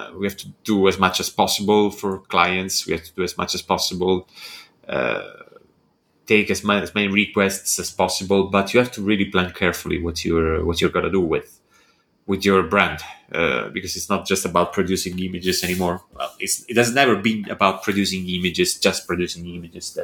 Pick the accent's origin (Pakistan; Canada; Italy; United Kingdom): Italy; now in Bologna, Italy